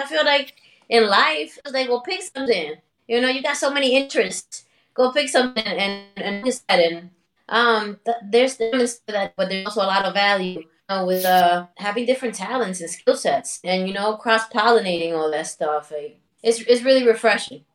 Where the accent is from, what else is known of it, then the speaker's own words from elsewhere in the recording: New York City, New York, United States; also born or lived in Dominican Republic; I was born in Harlem. I'm a, I'm a New York City native, raised in Washington Heights and in Dominican Republic